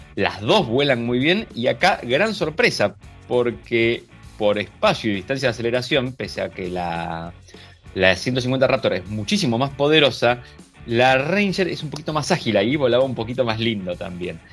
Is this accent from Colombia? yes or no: no; Argentina; somos argentinos